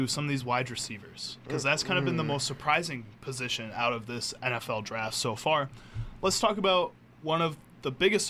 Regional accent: Wisconsin, United States; growing up in Wisconsin

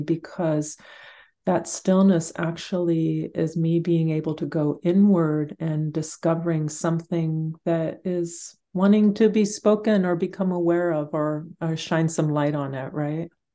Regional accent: Guatemala; moved away; I grew up in Guatemala

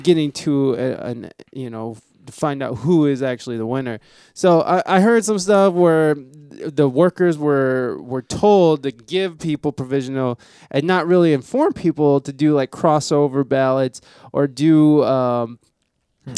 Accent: Ohio, United States; I'm from Ohio

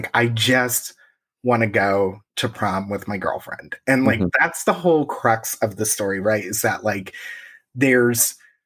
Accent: Indiana, United States; I'm from Indiana

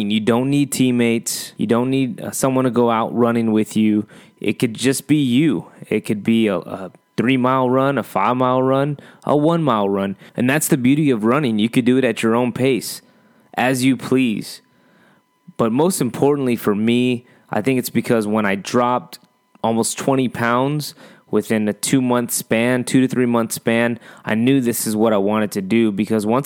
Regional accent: northeastern Ohio, United States; moved away as an adult; now in San Antonio, United States; Originally, I grew up in northeastern Ohio.

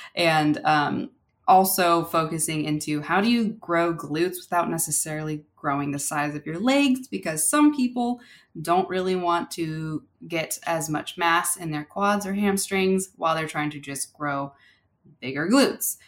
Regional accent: California, United States; growing up in California

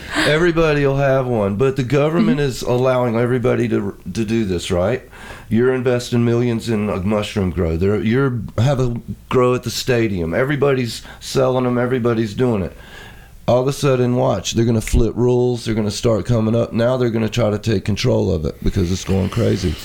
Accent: East Coast, United States; I'm from the East Coast

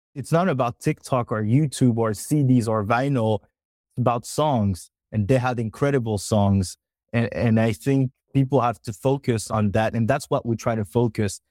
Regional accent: France; we are from France

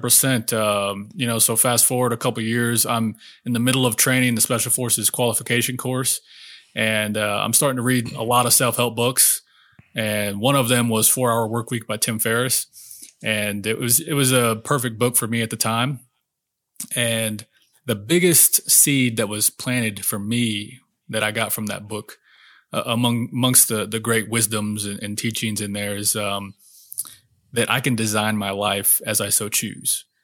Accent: Oklahoma, United States; I grew up in Oklahoma, a real small town

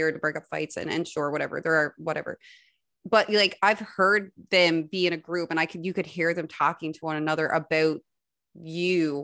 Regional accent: Spaniard's Bay, Newfoundland and Labrador, Canada; I'm from Spanish Bay

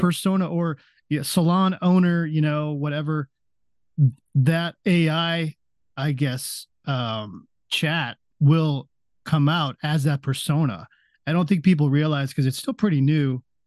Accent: Las Vegas, Nevada, United States; it's in my hometown. I'm in Las Vegas, so it's right in my backyard.

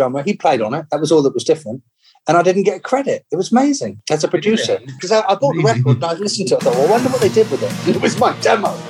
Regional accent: England, United Kingdom; when I grew up in England

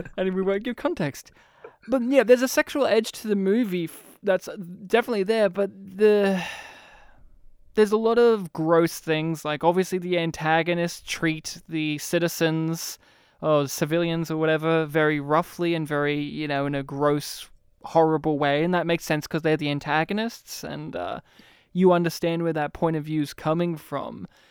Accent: Australia; As an Australian

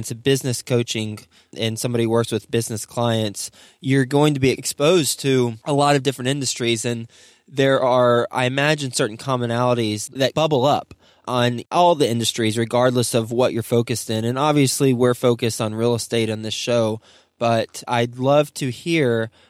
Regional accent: Fort Worth, Texas, United States; moved away; my hometown state, Texas, where he's actually in my hometown, Dallas, DFW. Actually, I guess technically I'm Fort Worth

